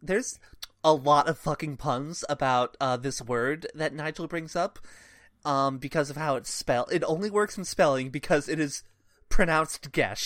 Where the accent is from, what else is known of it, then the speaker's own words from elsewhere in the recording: United States; as an American English reader